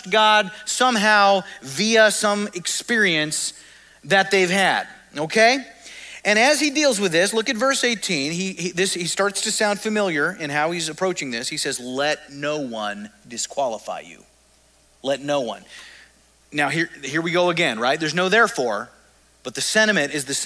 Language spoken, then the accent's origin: English; Oklahoma, United States; moved away; I'm from Oklahoma originally. One of our state heroes is Jim Thorpe